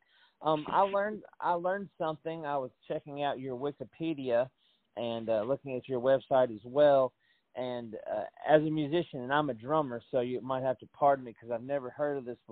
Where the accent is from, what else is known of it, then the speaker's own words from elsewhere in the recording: Tennessee, United States; I'm born and raised in Tennessee